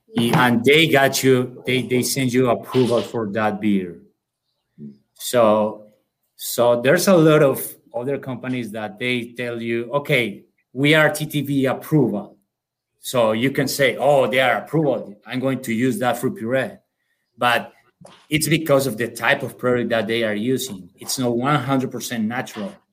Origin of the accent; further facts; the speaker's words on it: Colombia; accent: South American; moved away as an adult; now in United States; I'm from Colombia. Um, okay. So uh, I came here in 2015 in order to work with this company